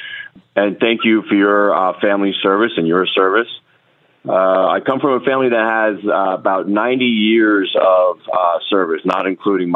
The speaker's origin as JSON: {"language": "English", "area": "Long Island", "region": "New York", "country": "United States", "tie": "born or raised there", "also_born_or_lived": "Norfolk, Virginia", "accent": "New York", "moved": "as an adult", "said": "Originally from Long Island, New York"}